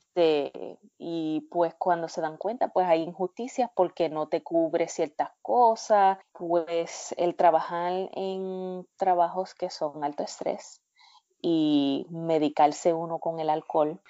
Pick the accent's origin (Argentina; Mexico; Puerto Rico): Puerto Rico; Cidra; moved away as an adult; now in United States; yo me crié en Sidra